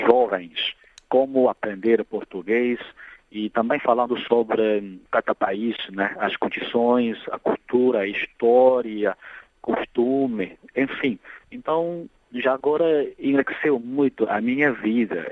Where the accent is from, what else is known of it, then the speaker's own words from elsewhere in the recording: Nanjing, Jiangsu, China; Portuguese is a second language; eu sou natural da cidade de Nanjing, da província de Jiangsu